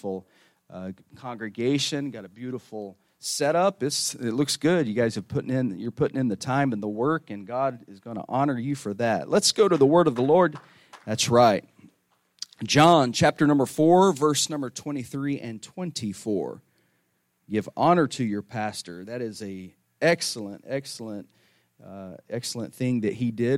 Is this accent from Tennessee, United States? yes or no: yes; Northeast Tennessee, United States; also born or lived in Michigan; now in Florida, United States; I'm originally from Northeast Tennessee